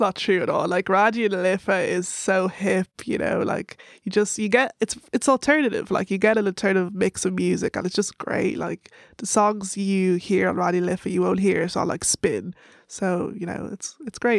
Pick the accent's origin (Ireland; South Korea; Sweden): Ireland; Dublin, Leinster; accent: Irish; I told her Dublin